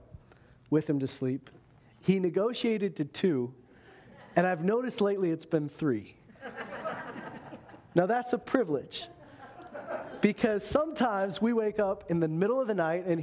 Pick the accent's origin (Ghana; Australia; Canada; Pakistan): Canada; we're Canadian here